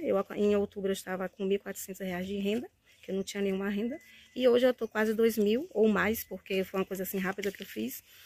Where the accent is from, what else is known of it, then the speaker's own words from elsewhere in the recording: Santo Amaro da Purificação, Bahia, Brazil; eu sou de Santa Maria da Purificação